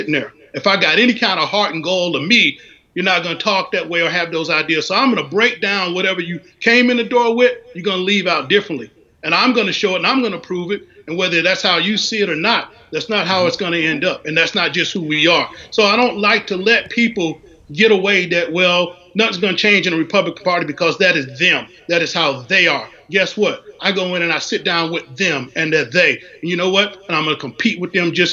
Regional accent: North Carolina, United States; now in Washington, D.C., United States; I'm from North Carolina

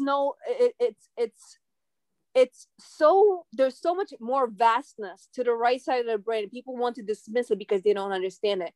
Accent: New York City, New York, United States; also born or lived in Khabarovsk, Russia; I grew up in Brooklyn, New York, and I am originally from Russia.

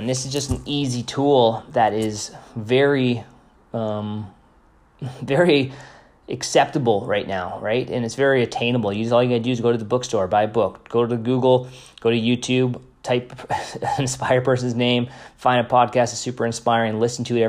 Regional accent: Canada; I'm Canadian

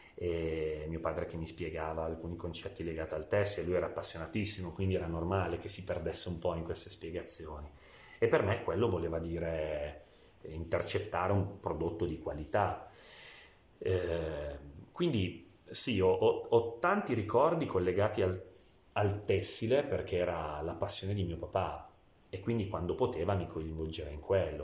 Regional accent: Biella, Piedmont, Italy; Io sono biellese, nato e cresciuto a Biella

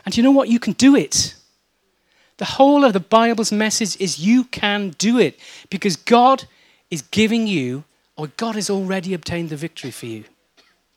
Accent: Wales, United Kingdom; I'm Welsh

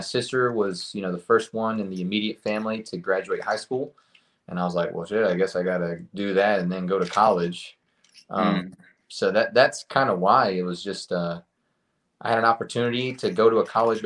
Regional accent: Lyons, Georgia, United States; also born or lived in Bartow, Florida; grew up in a super rural town called Lyons, Georgia.

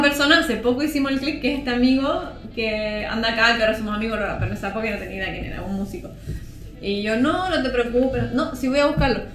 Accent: Concepción, Biobío, Chile; moved away as an adult; also born or lived in Santiago / Talca; nací en Santiago, eh, después me mudé a Talca, mi mamá es talquina, mi papá es santiaguino, pero me crié en Concepción. Desde los 6 a los 18 en Concepción

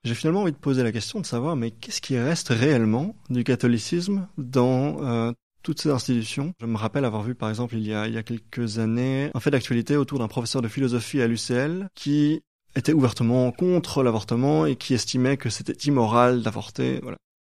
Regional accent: Brussels, Brussels-Capital Region, Belgium; en tant que Belge qui, vit, euh, je suis bruxellois

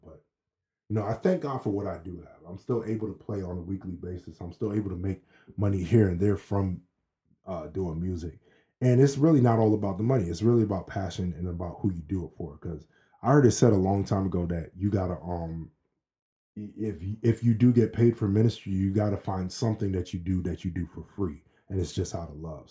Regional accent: Maryland, United States; also born or lived in Boston, Massachusetts; we moved to Maryland when I was five from Boston.

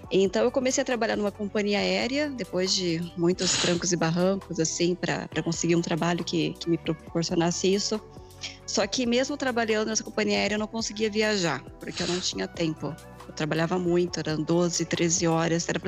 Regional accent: Campinas, São Paulo, Brazil; also born or lived in United States / Canada / South Africa; sou de Campinas. Embarquei com essa galera aí, né? Faz um ano já. E, bom, eu morei nos Estados Unidos, depois eu morei no Canadá, passei um tempinho em Lima e morei também na África do Sul.

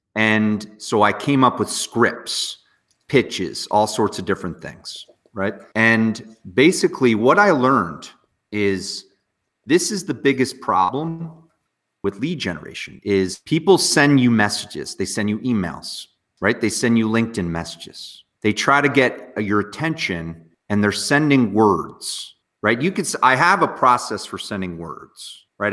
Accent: near Morristown, Northwest New Jersey, United States; I grew up in just a small little town in Northwest near like Morristown

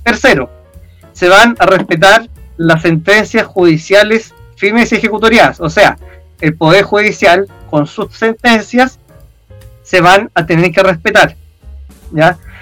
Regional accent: Chile; nosotros como nación chilena

